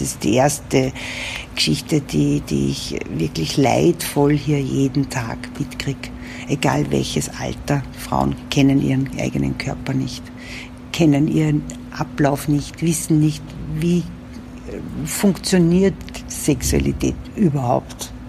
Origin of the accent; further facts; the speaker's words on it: Upper Austria, Austria; moved away as an adult; now in Vienna, Austria; bin nicht aus Wien, bin aus Oberösterreich, aber in Wien sehr gerne lebend schon gewesen